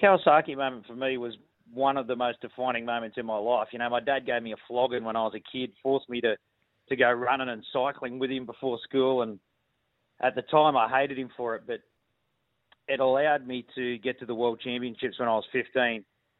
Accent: Sydney, New South Wales, Australia; I grew up in Western Sydney

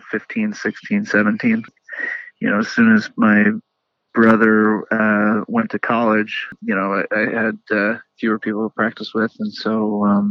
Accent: Milwaukee, Wisconsin, United States; moved away; I was born in Milwaukee.

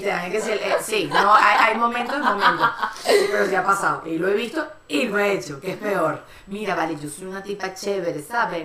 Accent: Venezuela; somos las tres venezolanas

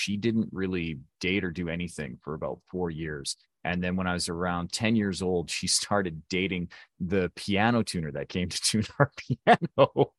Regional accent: Alberta, Canada; So I grew up in a very small rural town in southern Alberta, which is basically the Canadian equivalent of Texas.

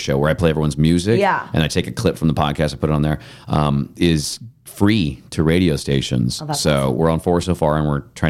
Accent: Grass Valley, California, United States; grew up in Grass Valley, which is like Nevada County.

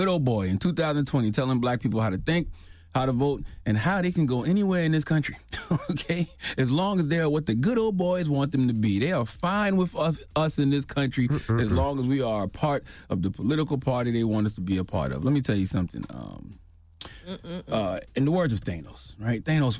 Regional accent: South Carolina, United States; I am more enthused to vote down ballot than I am to vote for the top of the ticket, especially in my home state of South Carolina.

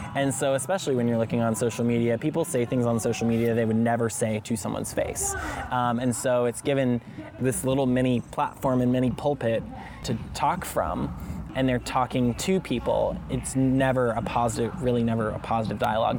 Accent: Alabama, United States; moved away as an adult; I'm from Alabama

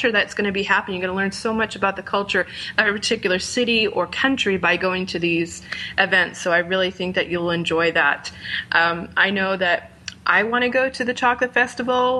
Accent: Rhode Island, United States; Newport, Rhode Island, my home state.

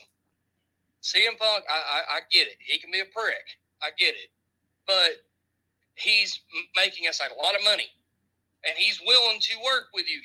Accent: Chattanooga, Tennessee, United States; I'm from Chattanooga, Tennessee is where I'm from.

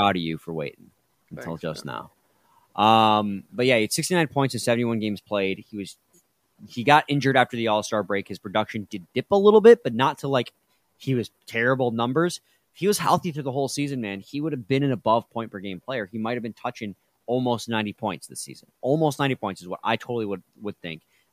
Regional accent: United States; me being a salty American

